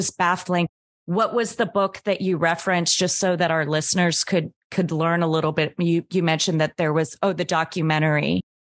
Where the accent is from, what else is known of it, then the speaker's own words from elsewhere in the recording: Anchorage, Alaska, United States; now in Miami, United States; I grew up in Anchorage, Alaska